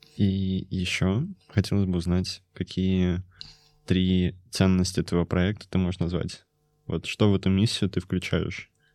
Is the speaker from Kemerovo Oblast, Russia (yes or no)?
yes; Kemerovo, Kemerovo Oblast, Russia; я из Кемерово